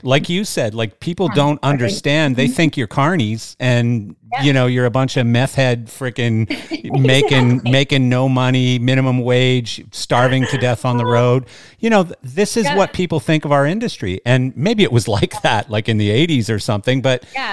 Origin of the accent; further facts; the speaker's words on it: Canada; now in United States; I grew up in Canada